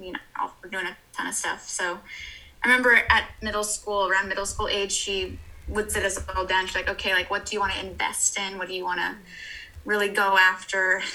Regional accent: Hawaii, United States; I grew up in Hawaii

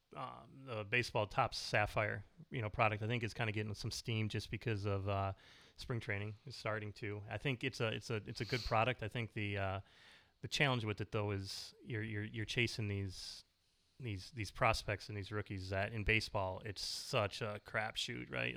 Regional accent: Minnesota, United States; we're kinda born and bred in Minnesota

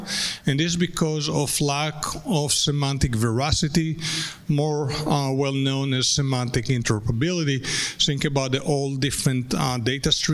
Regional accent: United States; me as an American

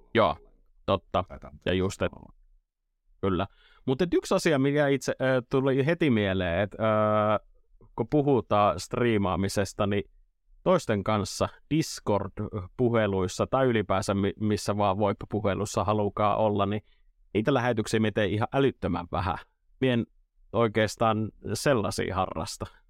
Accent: Imatra, South Karelia, Finland; Etelä-Karjalan poiki Imatralta kotosi

